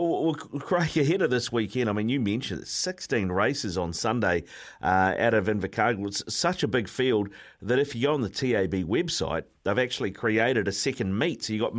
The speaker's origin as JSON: {"language": "English", "region": "Queensland", "country": "Australia", "tie": "born or raised there", "said": "I mean, I'm born and bred in Queensland, all due respect, but Southland, the weather's not exactly the same."}